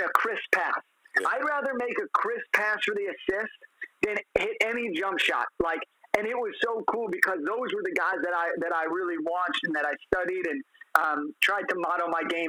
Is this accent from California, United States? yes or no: yes; Los Angeles, California, United States; I'm from Los Angeles, and we have a room in the house I grew up in called the Laker room